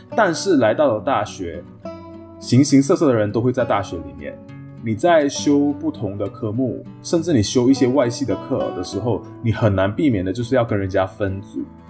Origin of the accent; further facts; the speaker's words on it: Malaysia; moved away as an adult; also born or lived in Taiwan; 我作为马来西亚人的自我认同，甚至作为读中生的一个自我认同